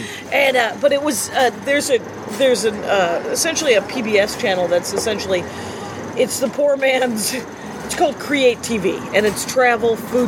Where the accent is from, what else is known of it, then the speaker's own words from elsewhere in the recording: Wisconsin, United States; he said, where are you from? And I said, Wisconsin